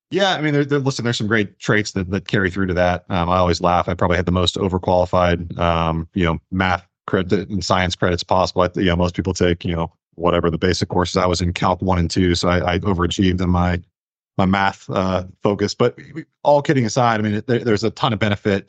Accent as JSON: {"language": "English", "region": "Ohio", "country": "United States", "moved": "yes", "said": "I'm from Ohio, was looking at Ohio State"}